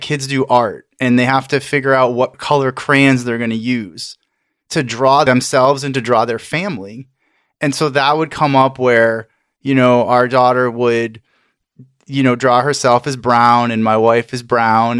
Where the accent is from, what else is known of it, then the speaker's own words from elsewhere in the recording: Maine, United States; I grew up in Maine and I grew up in a very white area